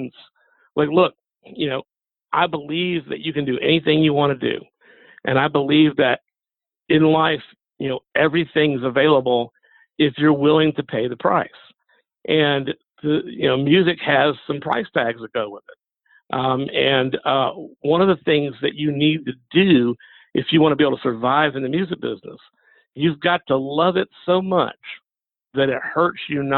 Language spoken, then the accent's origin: English; Macon, Georgia, United States; I also teach at two universities here in my hometown of Macon, Georgia.